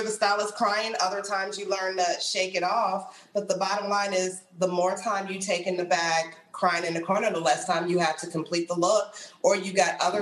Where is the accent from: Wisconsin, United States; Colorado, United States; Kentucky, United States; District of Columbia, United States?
District of Columbia, United States; Washington; moved away as an adult; now in New York, United States; Born in New York, lived here for a few years, but raised in the D.C. area, so DMV